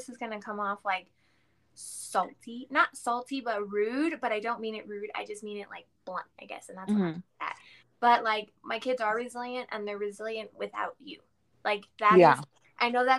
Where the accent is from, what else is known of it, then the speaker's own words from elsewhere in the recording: Texas, United States; moved away as an adult; I miss home. Like I miss Texas just because I'm Texan and I just love it there.